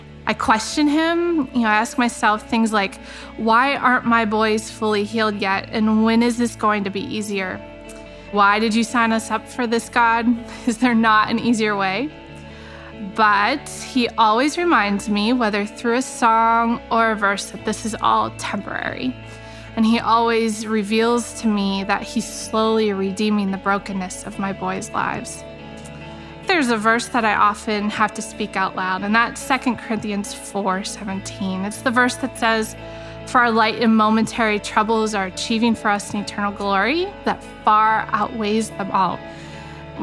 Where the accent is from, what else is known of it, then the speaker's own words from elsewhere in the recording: Northeast Ohio, United States; moved away; my hometown, which is a small town in Northeast Ohio